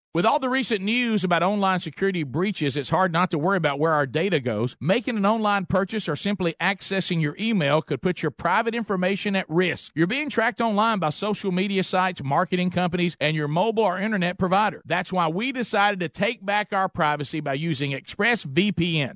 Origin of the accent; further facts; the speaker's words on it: Oxford, Alabama, United States; Oxford, Alabama, my hometown